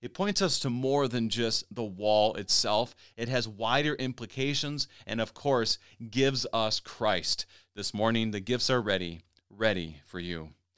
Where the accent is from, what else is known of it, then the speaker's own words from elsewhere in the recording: Minnesota, United States; also born or lived in Topeka, Kansas / Missouri; being a Minnesotan, and more or less, I mean, I lived in Kansas for a time, a little bit northern Kansas, Topeka. I lived in Missouri, obviously, for seminary.